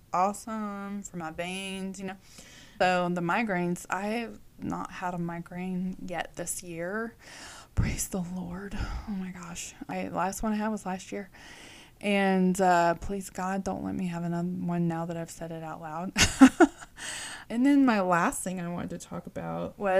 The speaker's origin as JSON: {"language": "English", "region": "Texas", "country": "United States", "said": "They called me y'all because I was from Texas"}